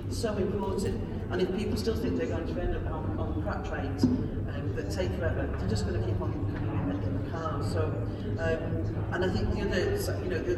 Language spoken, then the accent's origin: English; Blackpool, North West England, United Kingdom; also born or lived in Leeds; I'm from Blackpool, I did my degree in Leeds